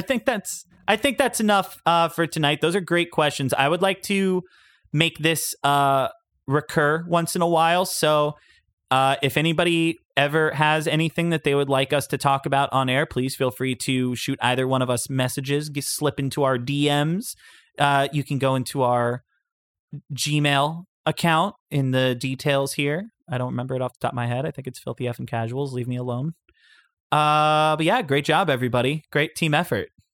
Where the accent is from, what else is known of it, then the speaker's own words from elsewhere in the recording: Long Beach, New York, United States; in Long Beach, New York, my hometown